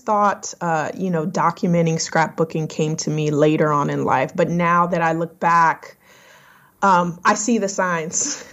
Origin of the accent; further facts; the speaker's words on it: Lafayette, Louisiana, United States; now in North Carolina, United States; I was um, born and raised in Lafayette, Louisiana.